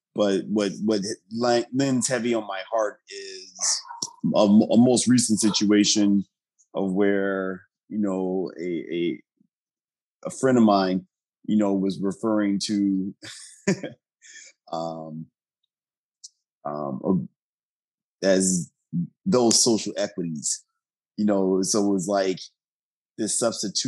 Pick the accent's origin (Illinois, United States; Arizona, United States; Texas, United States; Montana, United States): Illinois, United States; Bellwood; also born or lived in Kenya; growing up with that name, with my father being Italian American, my mother being Black American, and this is a name, you know, I was given 1974, Bellwood, Illinois, which I'm in a primarily Italian community